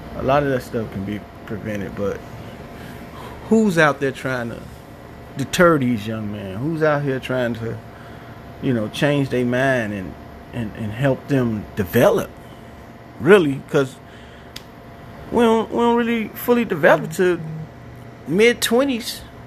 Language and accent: English; Chicago, Illinois, United States; now in Madison, United States; I'm from Chicago. Now reside in Madison, Wisconsin. I'm uh, originally from West Side